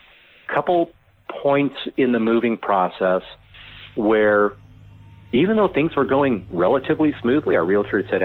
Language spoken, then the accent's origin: English; California, United States; moved away as an adult; now in Idaho, United States; I'm from California.